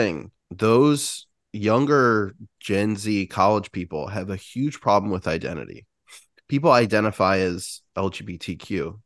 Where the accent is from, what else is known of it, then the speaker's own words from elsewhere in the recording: United States; as an American